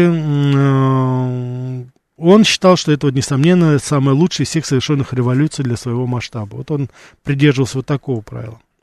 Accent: Moscow, Russia; у нас в Москве

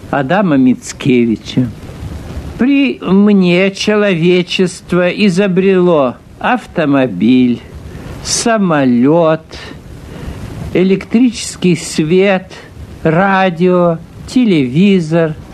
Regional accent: Saint Petersburg, Russia; born there; Когда я родился в Петербурге, у пяти углов – неподалеку от Владимирской церкви

